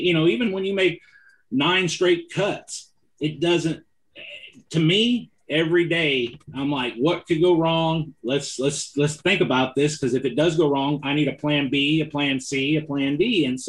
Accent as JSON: {"language": "English", "region": "California", "country": "United States", "said": "I'm from California. I know how to finesse fish with the best of them."}